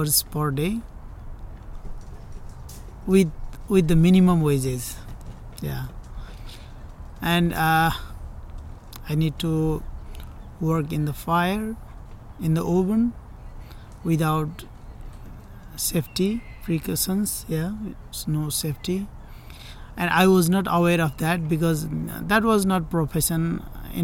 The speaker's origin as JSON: {"language": "English", "country": "Nepal", "moved": "as an adult", "lives_now": "Contra Costa County, United States", "said": "I came here from Nepal in 2015, June"}